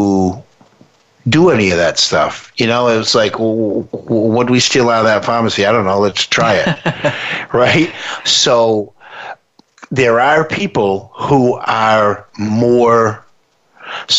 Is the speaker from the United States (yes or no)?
yes; United States; we're from the United States